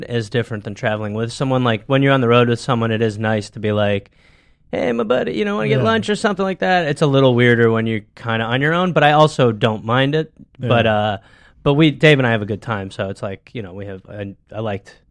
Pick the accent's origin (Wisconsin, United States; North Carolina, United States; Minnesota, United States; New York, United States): Wisconsin, United States; Milwaukee; I'm from Milwaukee, Wisconsin